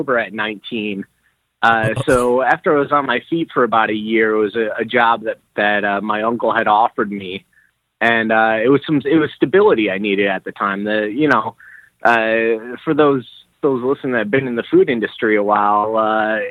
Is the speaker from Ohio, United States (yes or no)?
yes; Solon, Ohio, United States; moved away as an adult; I grew up in the Cleveland area. I grew up out in one of the suburbs called Solon. So born and raised